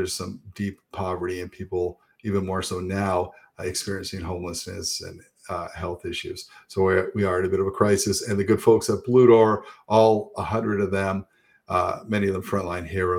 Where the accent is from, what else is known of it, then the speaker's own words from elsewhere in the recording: St. Catharines, Ontario, Canada; I grew up in St. Catharines